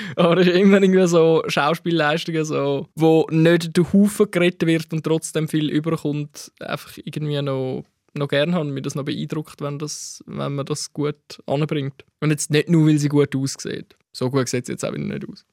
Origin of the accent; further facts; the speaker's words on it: Gold Coast, Zurich, Switzerland; Ich bin wirklich im Ghetto von der Goldküste aufgewachsen